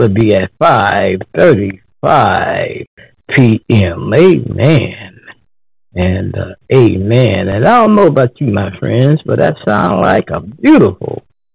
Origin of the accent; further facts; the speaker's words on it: Texas, United States; now in Ohio, United States; I'm from Texas